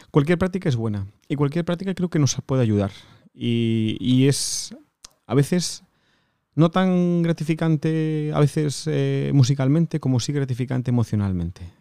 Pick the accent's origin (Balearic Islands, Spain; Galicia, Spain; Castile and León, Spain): Galicia, Spain; Pues de un de un pequeño pueblecito, un pequeño pueblecito de, de Galicia que se llama Yeriz.